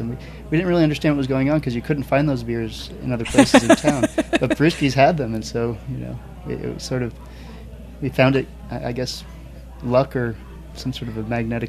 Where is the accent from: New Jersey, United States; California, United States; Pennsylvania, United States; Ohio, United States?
New Jersey, United States; moved away as an adult; now in Oregon, United States; I grew up here on the East Coast. I grew up in New Jersey and moved out to Oregon in 1992